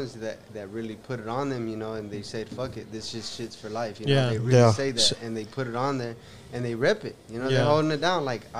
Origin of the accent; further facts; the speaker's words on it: California, United States; now in Houston, United States; I'm actually from California